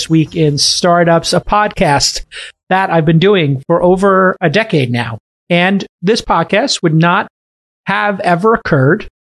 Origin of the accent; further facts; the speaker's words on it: New York City, New York, United States; I'm from Brooklyn.